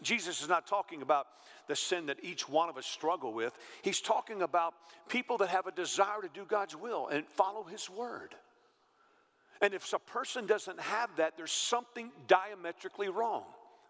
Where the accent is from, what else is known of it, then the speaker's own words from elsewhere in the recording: the South, United States; I've been all over the South. I've been preaching for years. I grew up in the South